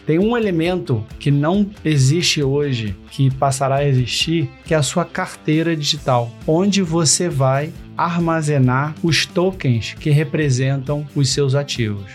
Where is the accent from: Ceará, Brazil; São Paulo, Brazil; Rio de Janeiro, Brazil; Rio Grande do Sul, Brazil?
Rio de Janeiro, Brazil; Eu sou carioca, né? Nascido e criado no, no Rio de Janeiro